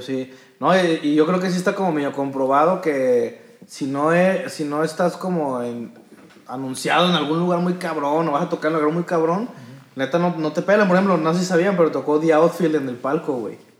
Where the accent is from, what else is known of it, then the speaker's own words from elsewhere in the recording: Guadalajara, Jalisco, Mexico; somos pues los tapatíos